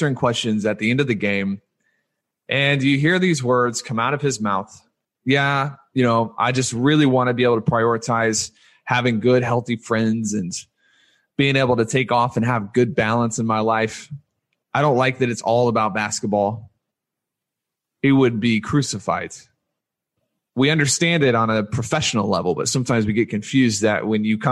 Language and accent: English; Louisiana, United States; I was born in Louisiana, and I was raised a Louisiana State University Tigers fan.